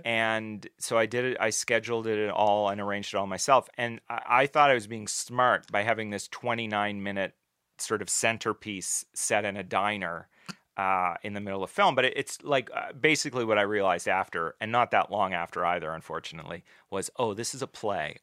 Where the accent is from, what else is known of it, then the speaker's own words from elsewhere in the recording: New Glasgow, Nova Scotia, Canada; I grew up mostly in New Glasgow in, uh, Pictou County in Nova Scotia. We moved around a little bit, but it was mostly there